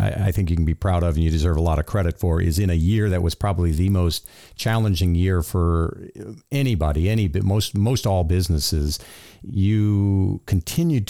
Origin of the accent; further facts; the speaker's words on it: Florida, United States; I grew up in Florida, and we had alligators